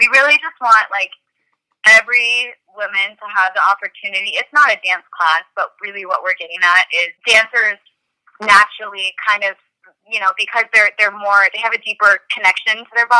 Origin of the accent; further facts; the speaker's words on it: Danville, California, United States; now in Los Angeles, United States; but I grew up in the Bay Area in a small town called Danville, California. I moved to LA about 10 years ago to attend UCLA.